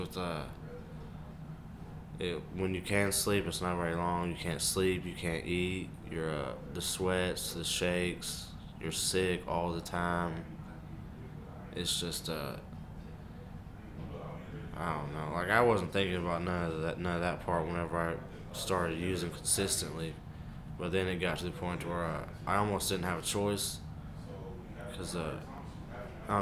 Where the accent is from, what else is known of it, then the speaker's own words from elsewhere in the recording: Washington, Indiana, United States; I'm 21 years old and I'm from Washington, Indiana